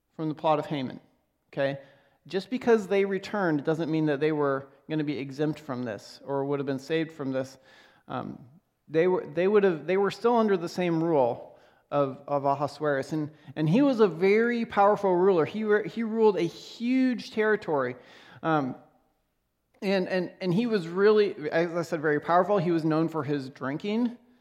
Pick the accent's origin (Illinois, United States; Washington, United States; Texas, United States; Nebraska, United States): Nebraska, United States; Lexington; I grew up in Nebraska, uh, in a town called Lexington